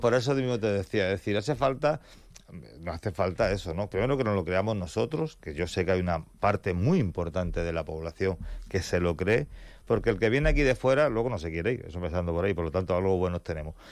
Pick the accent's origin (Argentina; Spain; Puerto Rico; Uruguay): Spain; Campo de Gibraltar, Andalusia; somos el campo de Gibraltar, yo lo llevo con orgullo